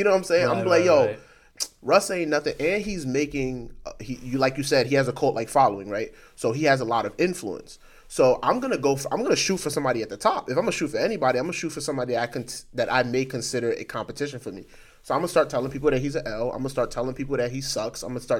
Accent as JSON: {"language": "English", "region": "New York", "country": "United States", "said": "You live in LA. I'm from New York."}